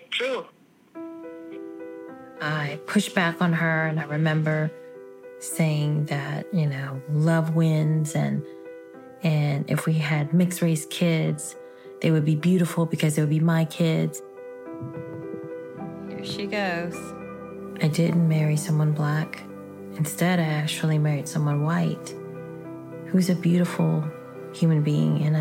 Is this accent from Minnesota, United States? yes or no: no; New Orleans, Louisiana, United States; I was born and raised on the West Bank of New Orleans. I'm Vietnamese American. I'm a child of refugees.